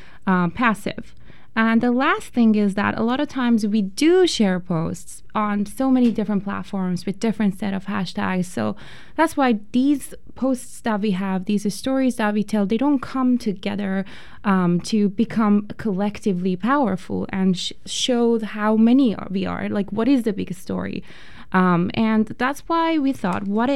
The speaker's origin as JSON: {"language": "English", "country": "Iran", "moved": "yes", "said": "I am originally from Iran, and back in Iran, a lot of times I felt that my voice is not really being heard in the society"}